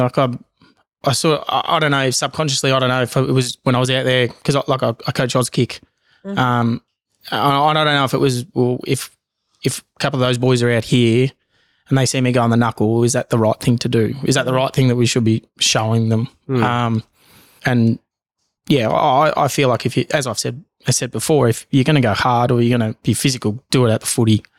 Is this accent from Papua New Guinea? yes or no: yes; Bougainville, Papua New Guinea; now in Australia; And I'm proud to say that I'm Bougainvillean, Papua New Guinea. I'm also Australian.